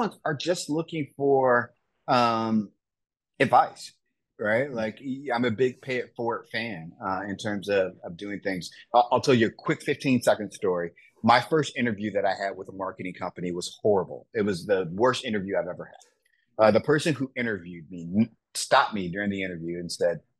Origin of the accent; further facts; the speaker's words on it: Wisconsin, United States; growing up in Wisconsin